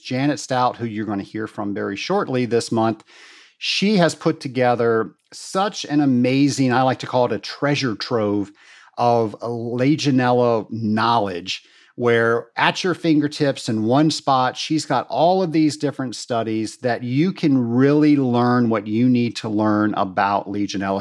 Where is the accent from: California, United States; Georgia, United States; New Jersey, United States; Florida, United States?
Georgia, United States; Atlanta; my hometown of Atlanta, Georgia